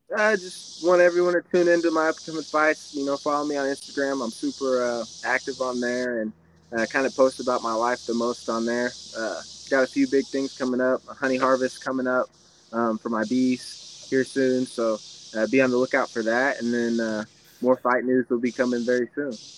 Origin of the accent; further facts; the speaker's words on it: Kansas City, Missouri, United States; I was born in Kansas City, so like out here in the country.